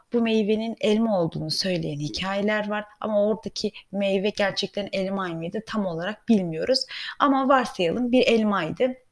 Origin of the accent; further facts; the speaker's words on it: Germany; Ben de Almanya'da yetiştiğim için